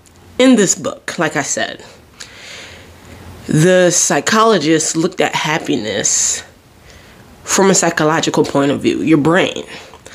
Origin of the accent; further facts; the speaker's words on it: Jersey Shore, New Jersey, United States; I'm from the Jersey Shore